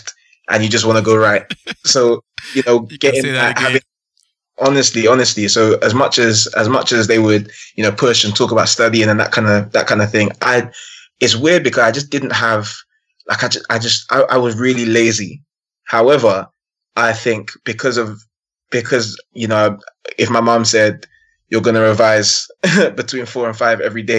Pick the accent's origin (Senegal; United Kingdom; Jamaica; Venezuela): United Kingdom; London; I grew up born and raised in London, born in Hackney, grew up in North London for the majority of my teens, still live in North London now.